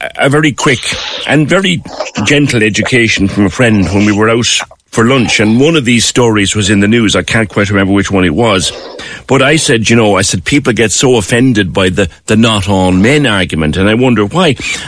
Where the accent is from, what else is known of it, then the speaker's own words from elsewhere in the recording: Ireland; I grew up in Ireland